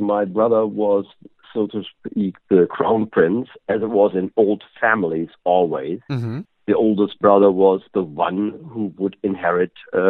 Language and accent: English; Germany; moved away; I was born and raised in Germany, Prussian parents, so to speak.